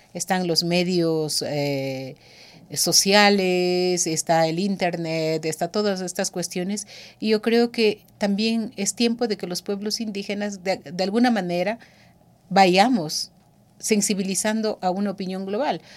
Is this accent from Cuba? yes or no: no; Pastaza, Ecuador; Yo soy ecuatoriana, quichua